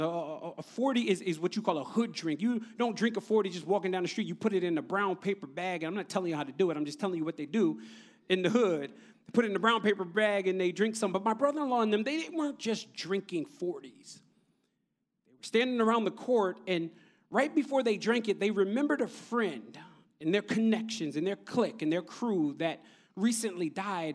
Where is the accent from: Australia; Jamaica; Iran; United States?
United States; Neptune, New Jersey; now in Brooklyn, United States; I grew up in Jersey, in the central part of Jersey, Neptune, New Jersey